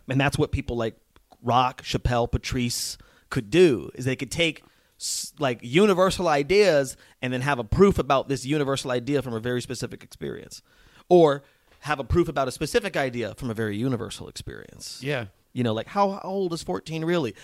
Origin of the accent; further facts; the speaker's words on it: Las Vegas, Nevada, United States; moved away as an adult; also born or lived in New Mexico / Boston / New York; I'm from a small country town in New Mexico, and then moved to Las Vegas, Nevada